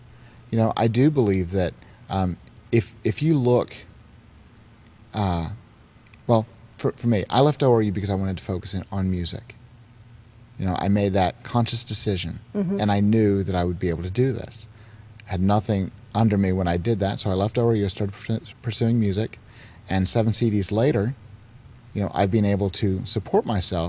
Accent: Nova Scotia, Canada; also born or lived in Virginia, United States; Nova Scotia.

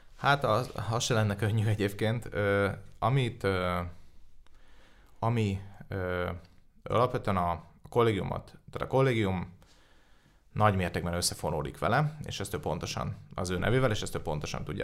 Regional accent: Budapest, Hungary; Én budapesti vagyok

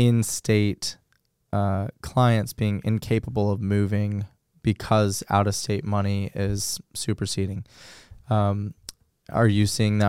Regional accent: Los Angeles, California, United States; the house that I grew up in Los Angeles, we rented, and it was a little, I'm going to mess up the stats, but it was probably 1,400 square feet. And in the middle of San Fernando Valley.

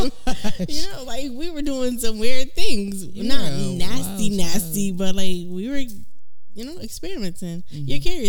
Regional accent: Boston, Massachusetts, United States; accent: Bostonian; I'm from Boston.

